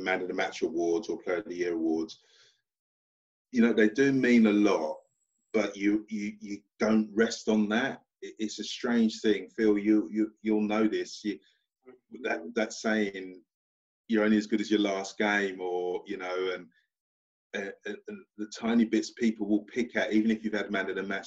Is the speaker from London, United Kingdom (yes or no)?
yes; London, United Kingdom; moved away; also born or lived in Portsmouth; from Stratford, East London, lived in the 17th floor of a block of flats.